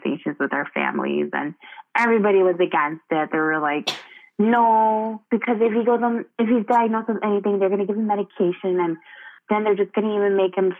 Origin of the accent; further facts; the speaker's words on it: United States; in our culture, I identify myself as Hmong American